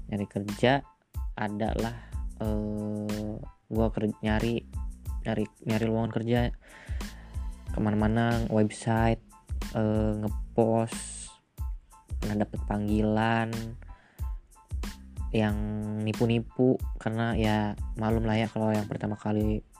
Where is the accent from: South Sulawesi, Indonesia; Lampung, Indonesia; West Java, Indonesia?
West Java, Indonesia; Jonggol; gue asal Bogor tepatnya di Jonggol